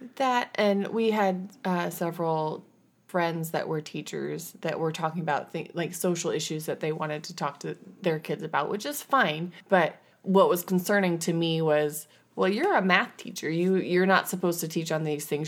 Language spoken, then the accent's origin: English; Washington, United States; we are from Washington